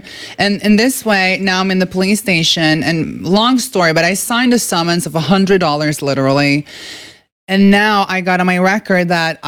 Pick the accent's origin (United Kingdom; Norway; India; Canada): Norway; first language Norwegian; English is a second language; moved away as an adult; now in United States; I'm from Norway. Yeah. So I lived in Norway my whole life.